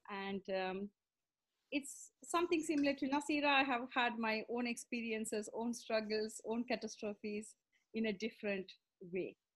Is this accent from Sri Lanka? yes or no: yes; Sri Lanka; also born or lived in India; now in London, United Kingdom; I live in London. I'm originally from Sri Lanka. And um, so, to give a background of my story, I grew up in Sri Lanka.